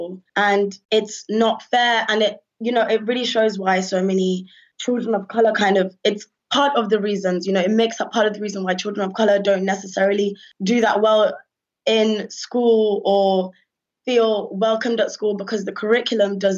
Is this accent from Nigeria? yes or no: no; United Kingdom; answer the question of where are you from with pride and say I'm from Britain